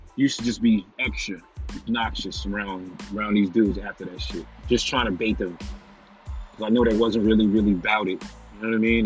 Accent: New York City, New York, United States; moved away as an adult; Even though I was from New York, I was from Staten Island

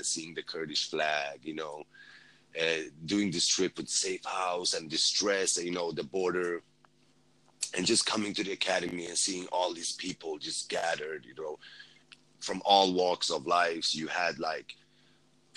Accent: Sweden; moved away as an adult; as a Kurd, you know, I did this whole journey, you know, coming from, you know, growing up in Sweden

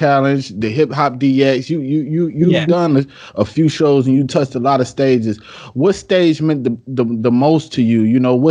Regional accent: Detroit, Michigan, United States; …, I'm from Detroit, so you know what he means to me, not just as an MC, but just as a hometown hero.

